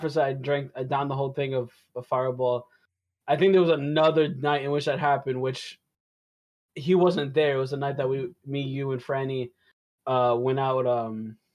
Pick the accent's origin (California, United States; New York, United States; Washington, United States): New York, United States; Good thing we're all from New York.